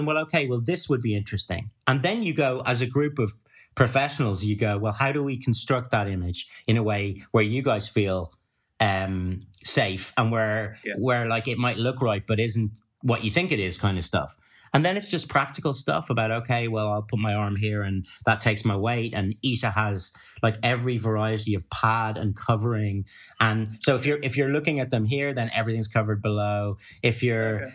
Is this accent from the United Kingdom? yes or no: no; Ireland; being Irish and having that background